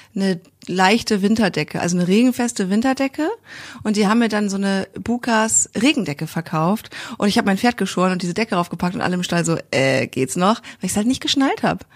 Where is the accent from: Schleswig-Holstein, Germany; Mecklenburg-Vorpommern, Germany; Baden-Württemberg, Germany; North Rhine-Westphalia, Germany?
Schleswig-Holstein, Germany; Kiel; Ich komme ja auch aus Kiel